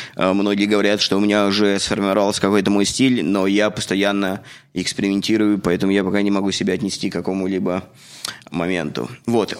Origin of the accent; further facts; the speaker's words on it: Russia; moved away as an adult; now in Canada; я из России